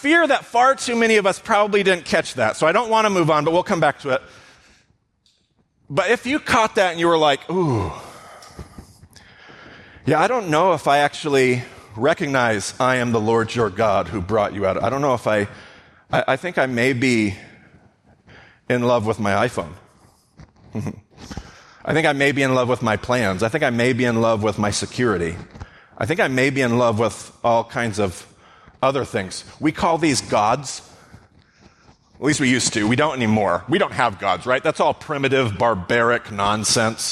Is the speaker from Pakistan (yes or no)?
no; United States; all of us as Western American Christians